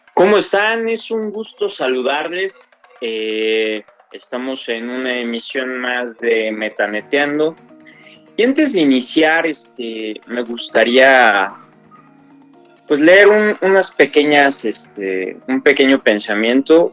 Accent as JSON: {"language": "Spanish", "country": "Mexico", "said": "Somos mexicanos"}